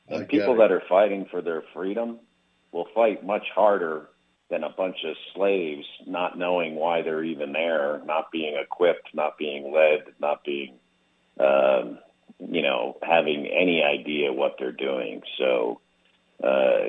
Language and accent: English; West Orange, New Jersey, United States; first language English; I was born in Orange. I grew up in West Orange